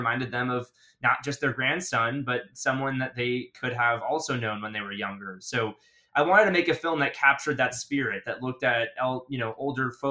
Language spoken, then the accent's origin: English; Florida, United States; I'm from Florida.